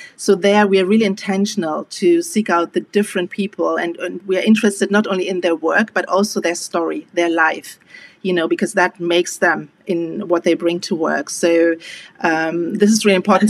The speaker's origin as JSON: {"language": "English", "country": "Germany", "tie": "born or raised there", "said": "being Afro German, I have always been aware of the opportunity that I had just being born and growing up in Germany"}